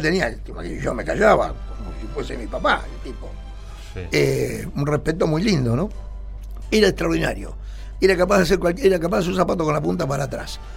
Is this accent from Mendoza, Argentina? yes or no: no; Mar del Plata, Buenos Aires Province, Argentina; nací en Córdoba y San Lorenzo. O sea que me crié ahí.